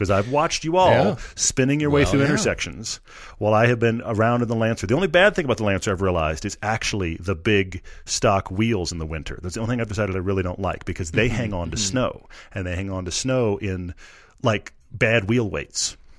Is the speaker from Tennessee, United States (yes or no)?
no; Texas, United States; I grew up in Texas where we get like a spit of ice, we all just hunkered down.